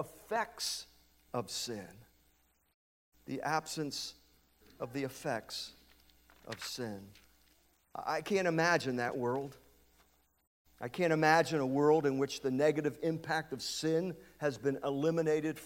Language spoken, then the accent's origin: English; United States; moved away as an adult; also born or lived in Lancaster; I was born and raised on Light Street, up in the Heights